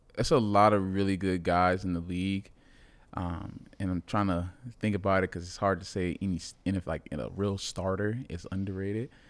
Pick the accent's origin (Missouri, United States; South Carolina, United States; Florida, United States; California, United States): Florida, United States; Miami; moved away; I'm from Miami